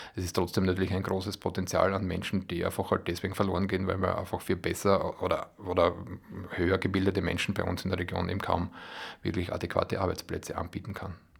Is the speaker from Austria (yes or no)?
yes; Bad Radkersburg, Styria, Austria; also born or lived in Graz / Vienna; Ich bin aus Halm das ist mm, ja, sechs Kilometer vor, vor Radgersburg, aber ich bin in Radgersburg ins Gymnasium gegangen